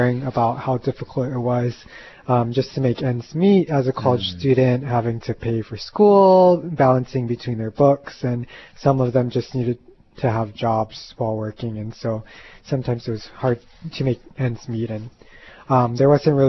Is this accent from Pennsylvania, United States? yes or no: no; Kaneohe, Hawaii, United States; also born or lived in Oregon; born and raised in Kaneohe